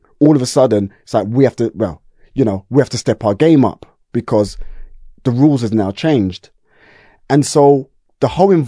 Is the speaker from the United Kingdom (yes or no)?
yes; Brixton, London, United Kingdom; yeah, Stockwell Park Estate, yeah. And so we're talking like, I was born in the 70s, I'm a 70s baby, late 70s.